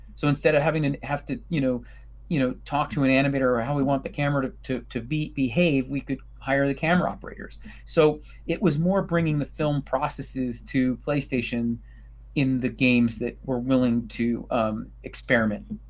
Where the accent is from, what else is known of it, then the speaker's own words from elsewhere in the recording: New York City, New York, United States; I'm a New Yorker